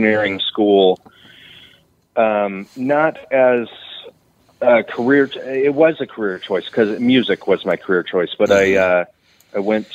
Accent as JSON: {"language": "English", "town": "Redding", "region": "California", "country": "United States", "tie": "born or raised there", "also_born_or_lived": "Texas / Nashville", "said": "I grew up in Redding"}